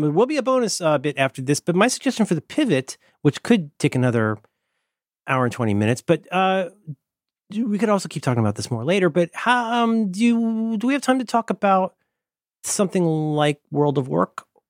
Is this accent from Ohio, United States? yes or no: yes; Cincinnati, Ohio, United States; I'm from Cincinnati